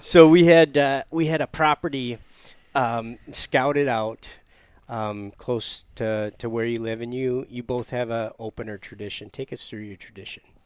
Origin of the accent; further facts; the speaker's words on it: United States; I grew up near Lake Michigan